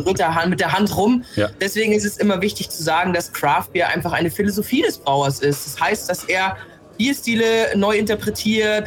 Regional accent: Germany; bei uns in Deutschland

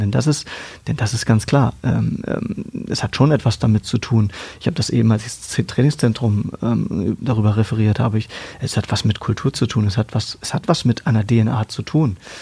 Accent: Hanover, Lower Saxony, Germany; Ich in Hannover aufgewachsen bin, im damaligen Niedersachsenstadion.

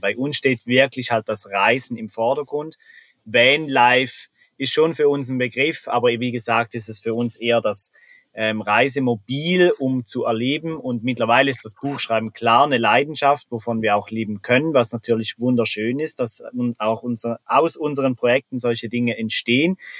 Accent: Switzerland; accent: Swiss German; first language Swiss German

